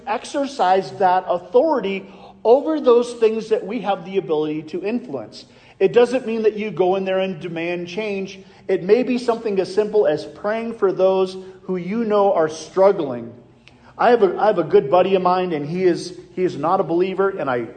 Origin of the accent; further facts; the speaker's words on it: Iowa, United States; I'm from Iowa